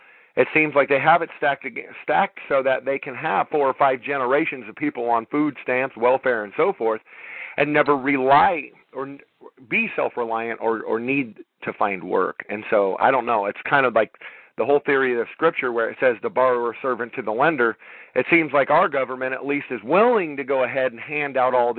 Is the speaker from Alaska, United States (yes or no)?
no; Los Angeles, California, United States; when I was growing up in Los Angeles